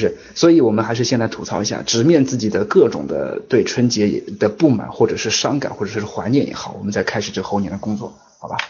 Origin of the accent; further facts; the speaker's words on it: China; moved away as an adult; now in Shanghai, China; 我老家就在上海周边